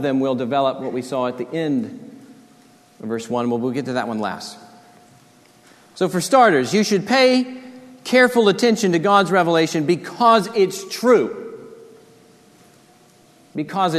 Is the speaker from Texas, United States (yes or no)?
yes; Corpus Christi, Texas, United States; Growing up in Corpus, we'd go to the beach